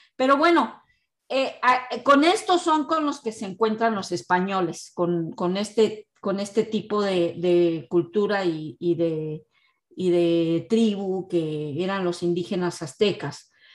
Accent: Mexico; now in Canada; como mexicano

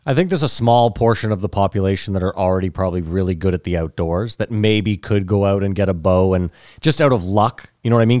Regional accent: Canada; we're Canadian

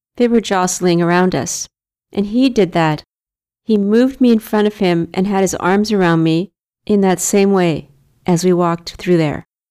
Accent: Victoria, British Columbia, Canada; now in Vancouver, Canada; My people are Victorians." From Victoria on Vancouver Island

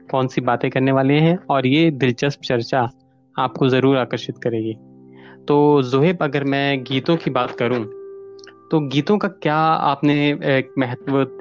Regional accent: Himachal Pradesh, India; अब जैसा कि मैं हिमाचल से हूँ एक पहाड़ी क्षेत्र से हूँ

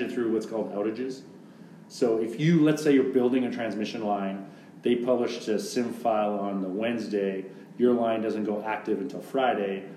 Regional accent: Canada; moved away as an adult; now in Texas, United States; being a Canadian living in the states lawfully

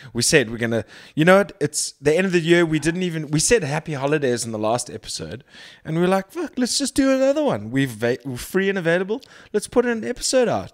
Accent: Durban, KwaZulu-Natal, South Africa; moved away; also born or lived in Cape Town; I was born in Durban. I grew up for the most part in Durban.

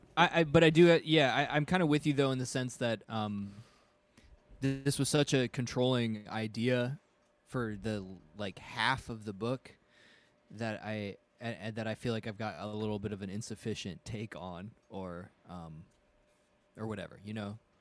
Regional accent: United States; as an American

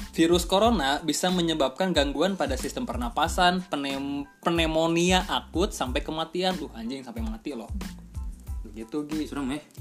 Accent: Bogor, West Java, Indonesia; Nah kita kan orang Bogor nih semua nih.

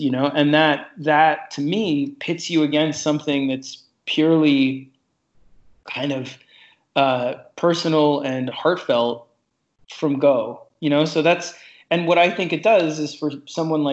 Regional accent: New York City, New York, United States; I grew up in New York City, down on 26th Street and 3rd Avenue

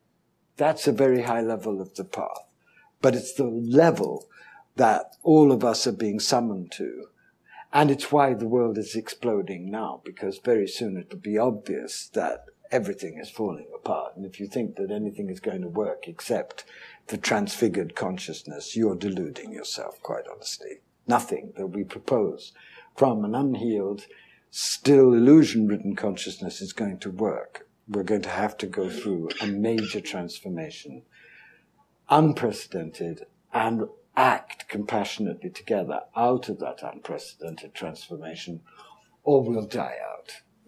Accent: India; born there; I have a smattering of Hindi. I was born in India.

